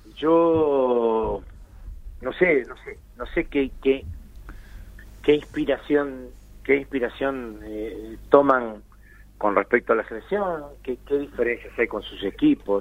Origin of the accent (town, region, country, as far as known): Argentina